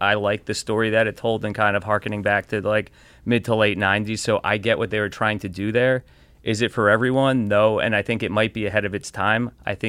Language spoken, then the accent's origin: English; Elizabeth, New Jersey, United States; That, I was born in Northern New Jersey, Elizabeth, and lived there